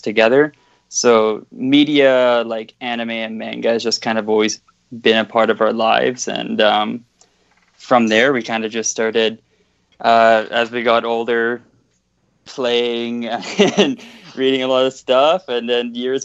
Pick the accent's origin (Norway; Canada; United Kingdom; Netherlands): Canada; Vancouver, British Columbia; also born or lived in Ontario; we grew up in Canada, but we were born in Ontario, but we basically grew up in Vancouver most of our lives